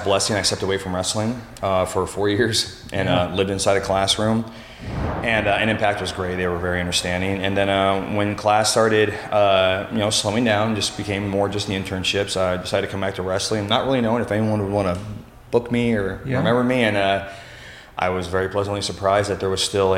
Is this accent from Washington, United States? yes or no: yes; Othello, Washington, United States; moved away as an adult; also born or lived in Auburn, Washington / Charlotte, North Carolina; now in St. Louis, United States; I was born and raised in, mostly born and raised in Othello, Washington, a small town by a town that's not much bigger called Moses Lake.